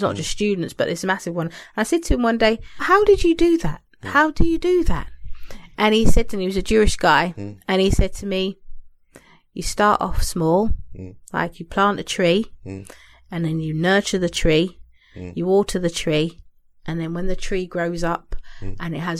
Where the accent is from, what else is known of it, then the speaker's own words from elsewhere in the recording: London, United Kingdom; I came from London, random girl. I ended up in somewhere outside of Manchester, where I hasten to say there's not many black girls roaming around